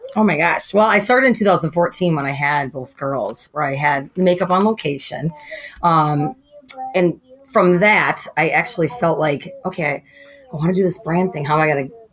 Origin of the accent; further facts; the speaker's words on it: Wisconsin, United States; moved away as an adult; now in Coon Rapids, United States; I grew up in Wisconsin on a farm, 65 acres